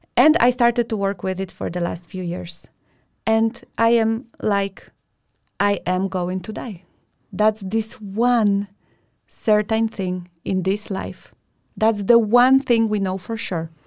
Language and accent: English; Poland; we come from Poland